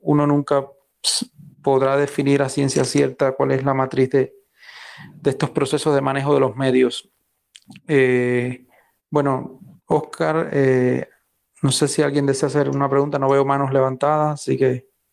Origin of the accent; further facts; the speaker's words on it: Cuba; somos los cubanos de a pie